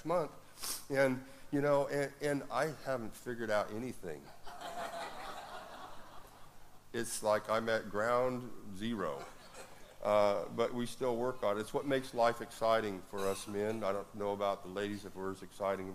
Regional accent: Woodland, United States; my hometown of Woodland

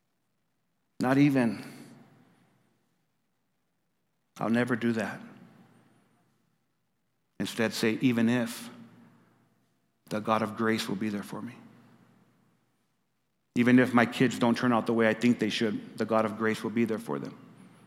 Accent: New Mexico, United States; when I was growing up in New Mexico, one of the most used phrases in our Spanglish was not even.

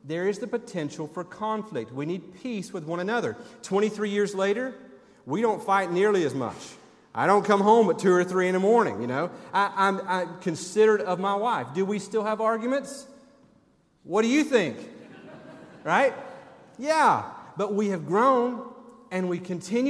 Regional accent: Tennessee, United States; moved away; also born or lived in Birmingham, Alabama; when I grew up in Tennessee.

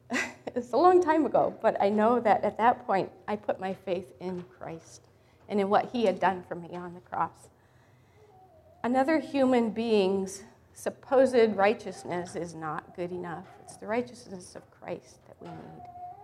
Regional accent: Sudan; born there; also born or lived in Africa; I grew up as a missionary kid in Africa. I was born in Sudan back in the 1950s.

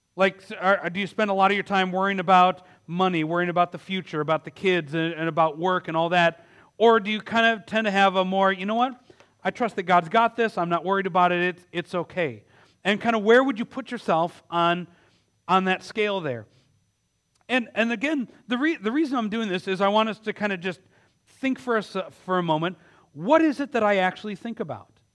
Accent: Milwaukee, Wisconsin, United States; my hometown of Milwaukee

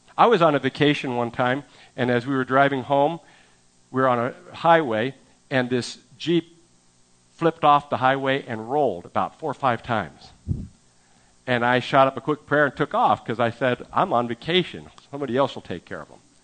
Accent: San Francisco Bay Area, California, United States; moved away; I'm from the San Francisco Bay Area

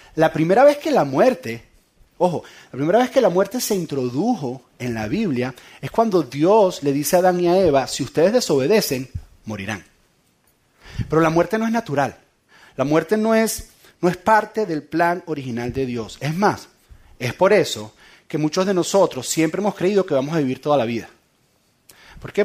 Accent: San Antonio de los Altos, Miranda, Venezuela; En San Antonio de los Altos, de donde yo soy

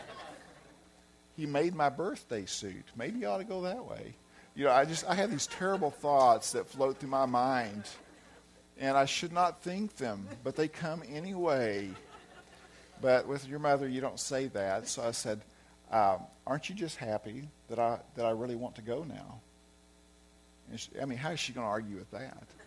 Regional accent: Arkansas, United States; moved away as an adult; I'm from Arkansas, so I have an accent too

